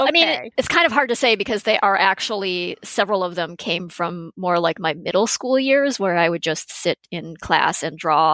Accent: Western Massachusetts, United States; moved away; I actually grew up in Massachusetts.

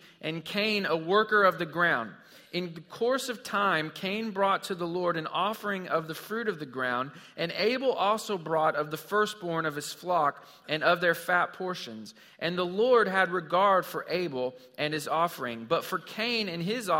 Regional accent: Missouri, United States; I grew up in Missouri

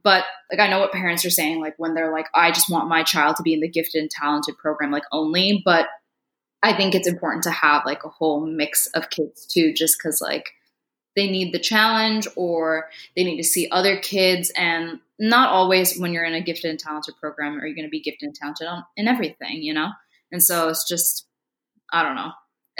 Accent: India; no, I'm Indian from India. My parents are from India, things like that.

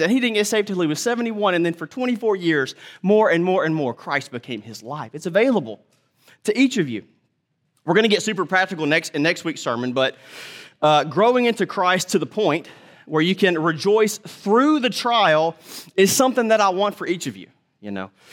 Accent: United States; as modern American people

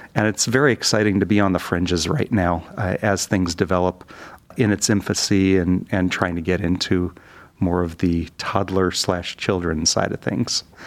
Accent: Detroit, Michigan, United States; moved away as an adult; also born or lived in Pittsburgh; now in Cleveland, United States; I grew up in the Detroit area

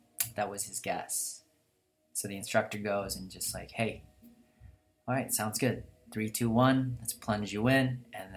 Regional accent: Philippines; English is a second language; moved away; I'm from Philippines

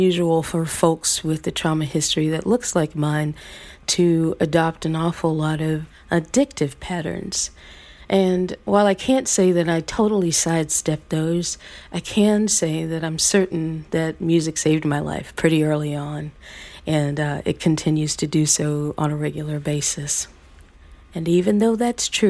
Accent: the South, United States; at a time when the KKK was active in my hometown, at a time when I could literally feel people looking through me instead of looking at me, invisibilizing me with their own ideas of what a black girl in the South should be able

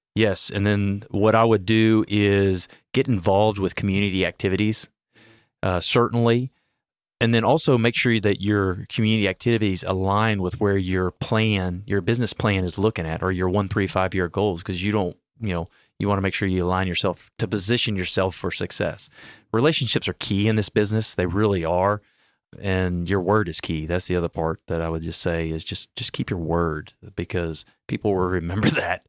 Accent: Houston, Texas, United States; I'm born and raised in Houston

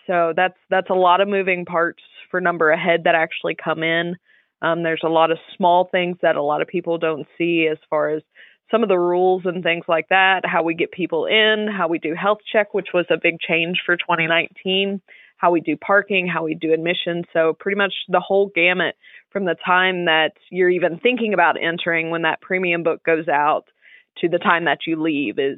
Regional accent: Hopkinsville, Kentucky, United States; moved away as an adult; now in Smithfield, United States; I am from Hopkinsville, Kentucky, which is the western part of the state

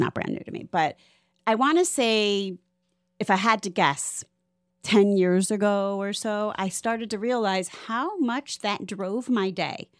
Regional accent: Cleveland, Ohio, United States; moved away as an adult; now in Florida, United States; I'm from Cleveland, which is why I came here t, at twenty-five

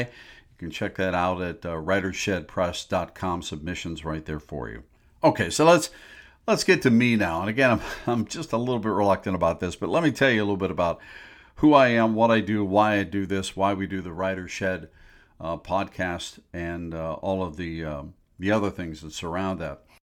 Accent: Pittsburgh, Pennsylvania, United States; now in Chicago area, United States; I grew up in Pittsburgh, by the way, not in the Chicago area, but came here in eighty-eight, and I've fallen in love with the Midwest.

